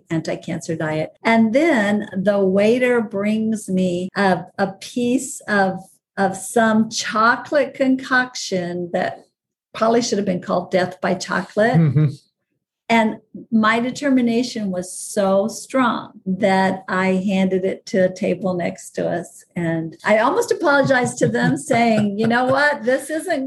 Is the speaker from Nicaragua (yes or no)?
yes; Nicaragua; moved away; growing up in Nicaragua